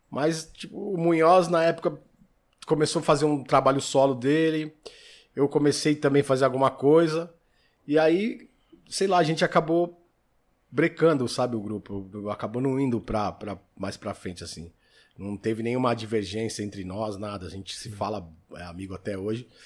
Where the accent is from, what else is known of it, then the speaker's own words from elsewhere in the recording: São Paulo, Brazil; Eu sou da Zona Sul. Zona Sul? Vida inteira ali, criado na, na no, no Ipiranga ali.